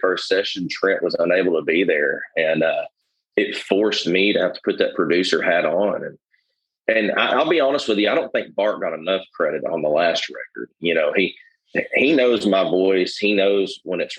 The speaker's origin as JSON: {"language": "English", "town": "Little Rock", "region": "Arkansas", "country": "United States", "tie": "born or raised there", "said": "Little Rock there in early November, since that's my hometown"}